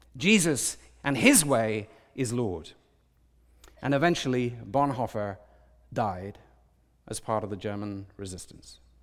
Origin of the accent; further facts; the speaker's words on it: United Kingdom; I'm British